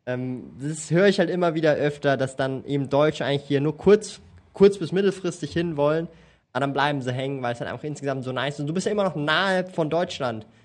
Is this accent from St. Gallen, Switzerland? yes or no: no; Zurich, Switzerland; ich bin aufgewachsen in Zürich und ich habe es hab's gesehen.